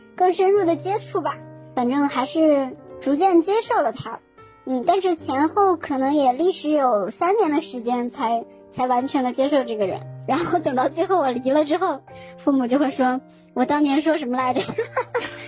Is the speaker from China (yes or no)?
yes; Northeast China, China; moved away as an adult; 因为我是东北人嘛